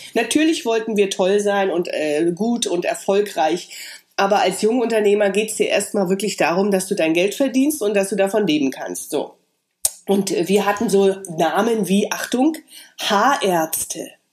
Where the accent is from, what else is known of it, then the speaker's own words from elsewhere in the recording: Weißwasser, Saxony, Germany; moved away; Ich komme aus Weißwasser, das ist in der Nähe von Cottbus. Jetzt ist es Sachsen.